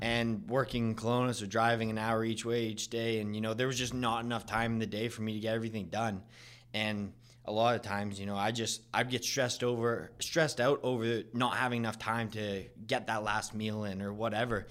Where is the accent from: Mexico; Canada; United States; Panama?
Canada; Vernon, British Columbia; I'm from Vernon